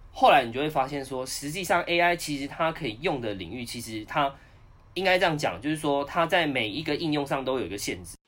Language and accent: Chinese; Taichung, Taiwan; moved away as an adult; now in Taipei, Taiwan; 我是台中人 然后呢，当完兵就想说，想说在台中好好发展